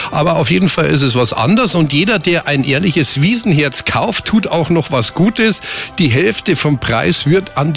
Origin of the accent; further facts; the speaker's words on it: Munich, Bavaria, Germany; bei uns in München.